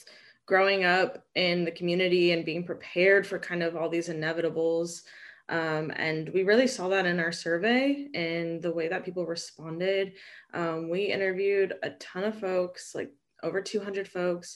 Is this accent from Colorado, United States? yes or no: no; Long Beach, California, United States; also born or lived in Los Angeles; I grew up in Long Beach